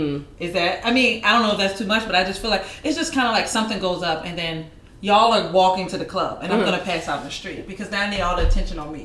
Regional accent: Virginia, United States; moved away; coming from Virginia, you know, it seemed like old country place.

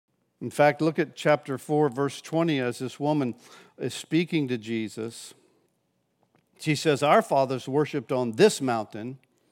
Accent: Pensacola, Florida, United States; Now, I grew up here in Pensacola. My parents moved to Gulf Breeze when I was 16.

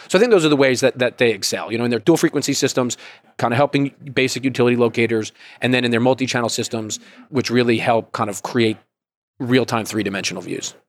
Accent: Georgia, United States; I'm from Georgia

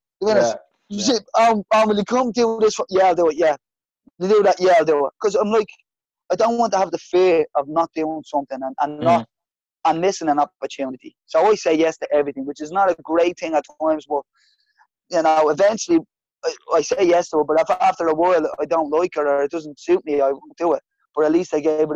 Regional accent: Dublin, Leinster, Ireland; I'm from Ballymun

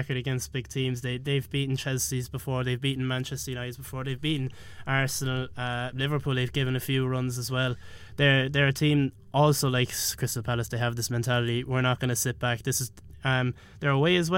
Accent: Ireland

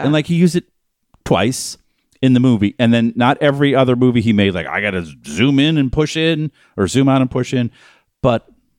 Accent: Boston, Massachusetts, United States; I grew up in Boston. I never heard anyone talk.

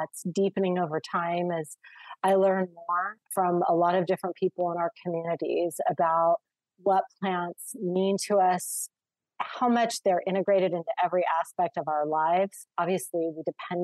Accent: Redondo Beach, California, United States; growing up in the Los Angeles area, in the coastal areas of Redondo Beach

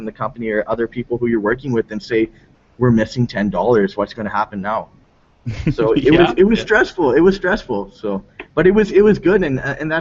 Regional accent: South Africa; I'm South African born.

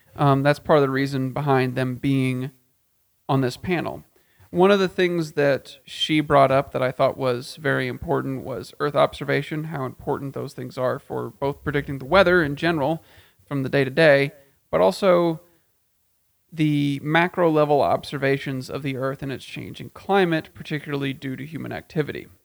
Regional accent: Texas, United States; in my home state of Texas, in central Texas

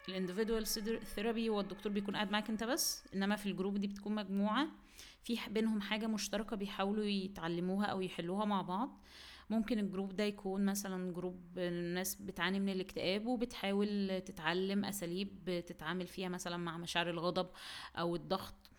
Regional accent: Egypt; عندنا في مصر

